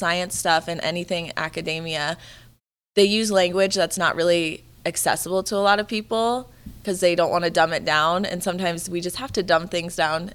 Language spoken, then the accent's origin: English; Florida, United States; now in Colorado, United States; I'm from Florida. Like I grew up going to the beach